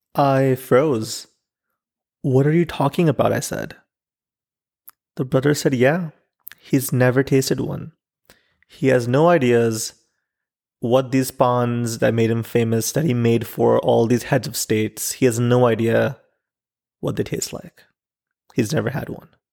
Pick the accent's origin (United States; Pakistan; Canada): Pakistan; Islamabad, Islamabad Capital Territory; I grew up in Islamabad